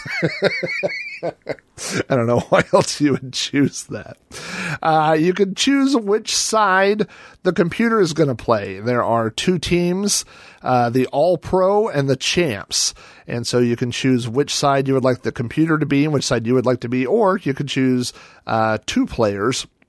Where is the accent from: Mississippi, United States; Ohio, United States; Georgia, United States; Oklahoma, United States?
Oklahoma, United States; I grew up in Oklahoma, home of the Oklahoma Sooners